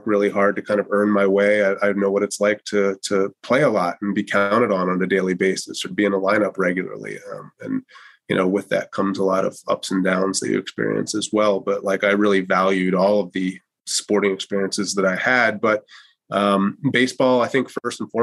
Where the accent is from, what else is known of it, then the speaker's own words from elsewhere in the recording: Wilmington, Delaware, United States; I grew up in Wilmington, Delaware, not too far away from here